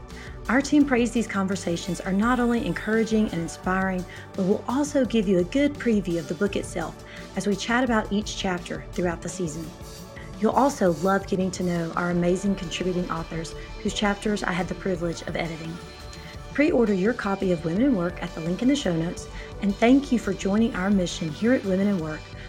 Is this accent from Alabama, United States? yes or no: yes; Alabama, United States; even though you're from Philadelphia, I'm from Alabama, different communities, different life experiences.